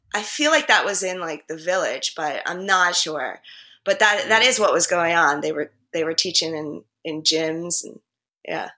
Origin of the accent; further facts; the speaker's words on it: New Jersey, United States; moved away as an adult; also born or lived in Harlem, New York City; now in New York City, United States; I grew up in Jersey